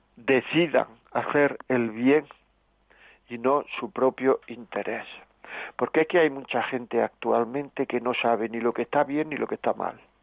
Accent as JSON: {"language": "Spanish", "town": "Granada", "region": "Andalusia", "country": "Spain", "said": "yo soy de Granada también"}